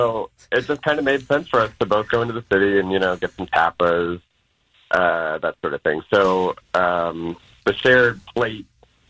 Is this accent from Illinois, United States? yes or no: no; Southern California, United States; now in Bay Area, United States; I'm from Southern California.